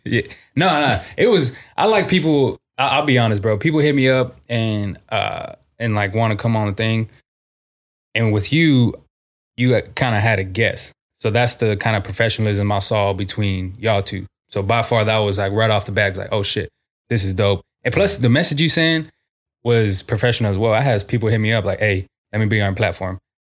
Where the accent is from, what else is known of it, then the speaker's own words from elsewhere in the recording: San Antonio, Texas, United States; also born or lived in Corpus Christi; been on the south side of San Antonio my whole life.